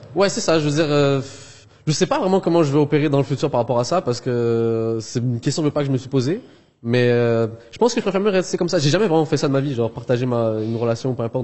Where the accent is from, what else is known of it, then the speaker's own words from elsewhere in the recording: Montreal, Quebec, Canada; also born or lived in Algeria; je suis pas européen, je suis de Montréal, RPZ, là, le 514